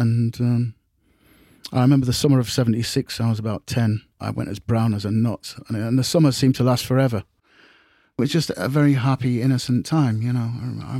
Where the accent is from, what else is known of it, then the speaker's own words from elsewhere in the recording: Grimsby, Yorkshire and the Humber, United Kingdom; I was born in Grimsby, here, in 1966, January.